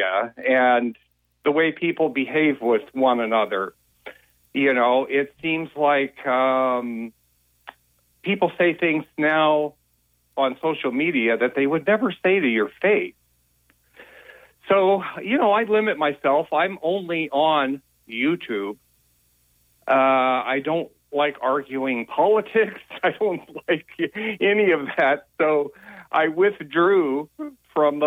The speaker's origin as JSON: {"language": "English", "town": "Las Vegas", "region": "Nevada", "country": "United States", "tie": "born or raised there", "moved": "yes", "said": "I grew up in Las Vegas."}